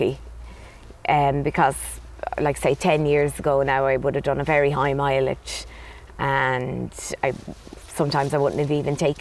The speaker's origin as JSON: {"language": "English", "town": "Dublin", "region": "Leinster", "country": "Ireland", "moved": "as an adult", "lives_now": "Clonmel, Ireland", "said": "Originally from Dublin"}